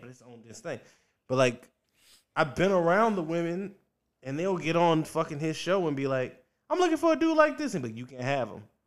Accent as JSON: {"language": "English", "town": "Richmond", "region": "Virginia", "country": "United States", "tie": "born or raised there", "also_born_or_lived": "Washington, D.C.", "moved": "yes", "said": "I'm from Virginia. I grew up in Virginia, Richmond, Virginia"}